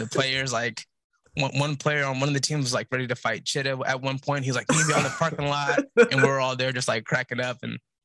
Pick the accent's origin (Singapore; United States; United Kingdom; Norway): United States; Portland, Oregon; moved away as an adult; now in Los Angeles, United States; I'm from Portland, Oregon, born and raised. I live in Los Angeles now.